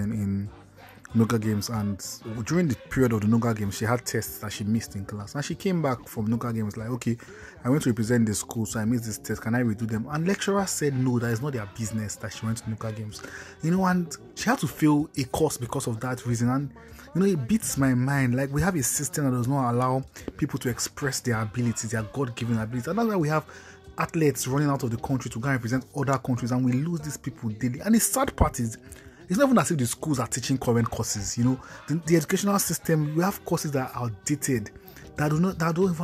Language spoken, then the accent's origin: English; Nigeria; I am Nigerian